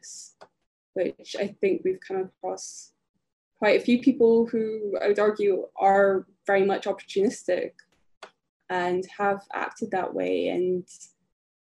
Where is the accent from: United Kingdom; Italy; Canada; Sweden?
United Kingdom; rural Scotland; growing up as a Filipino, a mixed race Filipino in rural Scotland